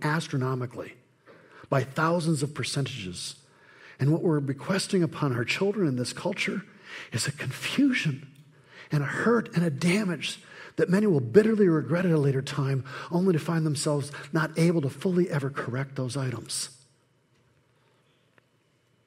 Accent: Flint, Michigan, United States; Growing up in Flint

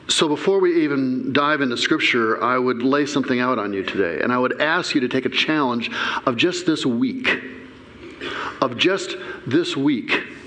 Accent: Flint, Michigan, United States; I grew up in Flint. Before you ever heard of it for its water stuff, we were the number one murder capital of the country.

